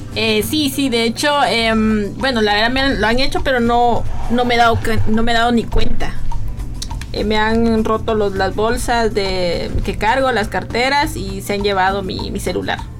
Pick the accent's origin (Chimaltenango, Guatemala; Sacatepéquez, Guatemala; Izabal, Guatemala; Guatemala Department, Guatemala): Chimaltenango, Guatemala; soy originaria de Maltenango